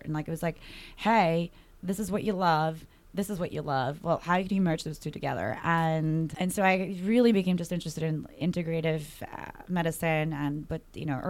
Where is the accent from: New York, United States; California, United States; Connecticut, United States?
New York, United States; As a New Yorker, you want everything in one package.